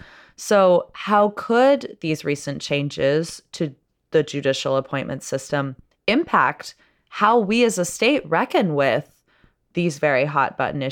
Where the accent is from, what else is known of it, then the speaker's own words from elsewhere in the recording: Florida, United States; But in my home state of Florida, not necessarily the gold standard of judicial appointment, judges are elected.